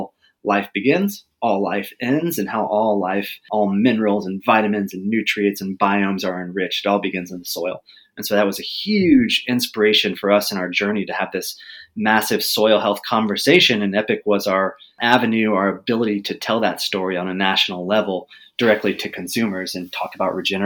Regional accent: Texas, United States; I grew up in Texas

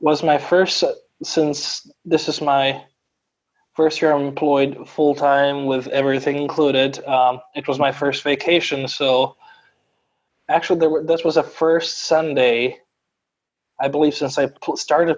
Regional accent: Croatia; moved away; also born or lived in Rome, Italy / Rochester, United States; It's this old Italian-style, huge Gothic church, neo-Gothic church in my hometown

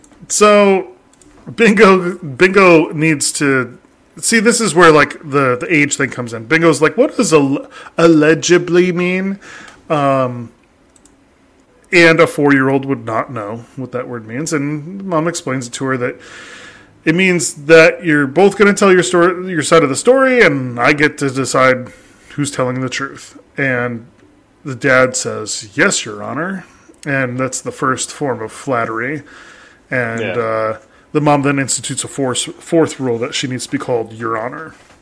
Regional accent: Australia; See, I know that because I'm native Australian.

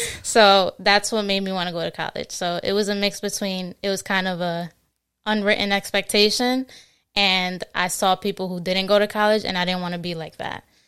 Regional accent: New Jersey, United States; also born or lived in Queens, New York; I mostly grew up um, in Jersey, but I was born in New York. Okay. Uh, born in Queens, New York, and then I moved to Jersey when I was like five

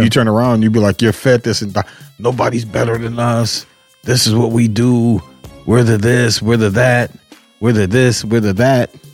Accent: Cleveland, Ohio, United States; moved away as an adult; also born or lived in California; I was born in Cleveland, Ohio half Puerto Rican, half black

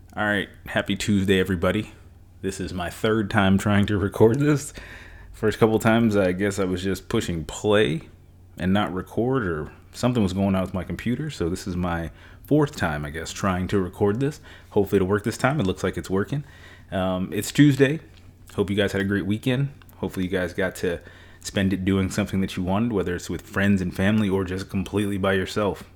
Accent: New York, United States; moved away; I'm from New York originally

